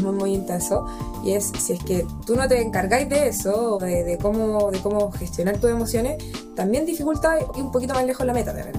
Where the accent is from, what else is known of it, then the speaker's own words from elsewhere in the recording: Chile; soy mujer chilena